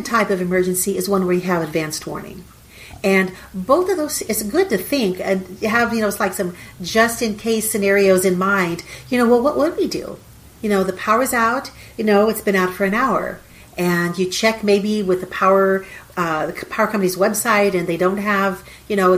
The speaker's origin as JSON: {"language": "English", "region": "southeast Texas", "country": "United States", "tie": "born or raised there", "said": "We live in southeast Texas. We're about 40 minutes northeast of Houston."}